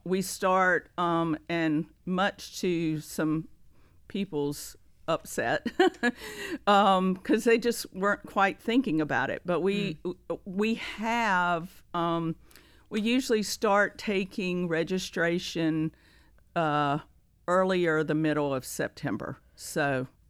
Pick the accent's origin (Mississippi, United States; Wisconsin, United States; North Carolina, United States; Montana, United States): North Carolina, United States; Greensboro; moved away as an adult; now in Rock Hill, United States; I am from Greensboro, North Carolina